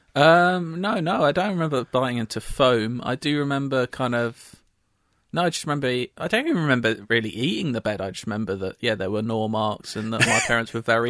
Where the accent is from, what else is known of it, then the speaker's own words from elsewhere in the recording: London, United Kingdom; I I'm on the very border of London. I'm still a Londoner. I call myself mm, a Londoner.